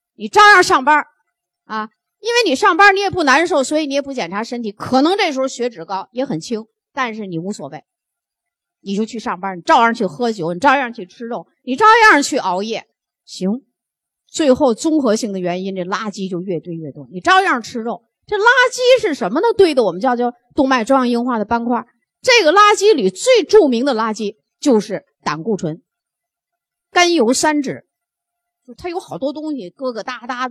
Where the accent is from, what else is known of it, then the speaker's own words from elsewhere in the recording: China; 所以我们中国人，我们最好的血压